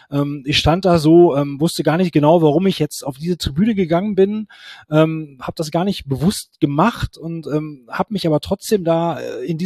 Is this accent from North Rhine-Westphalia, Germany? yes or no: yes; Duisburg, North Rhine-Westphalia, Germany; born there; now in Gelsenkirchen, Germany; Also, ähm, ich bin gebürtiger Duisburger, ähm, wohne mittlerweile in Gelsenkirchen